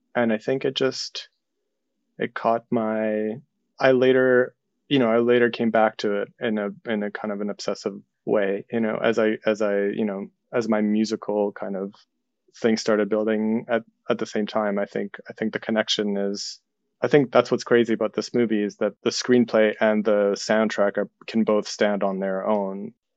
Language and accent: English; Ukraine; moved away; I'm from Soviet Ukraine